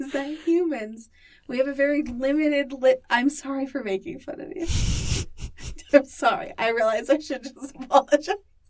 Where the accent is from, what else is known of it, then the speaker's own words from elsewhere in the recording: Santa Maria, California, United States; now in Utah, United States; I'm from Santa Maria, California.